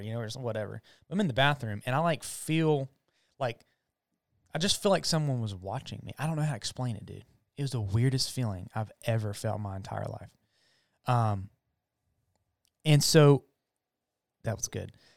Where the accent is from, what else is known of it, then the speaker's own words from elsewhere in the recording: United States; I'm an American, I'm a gringo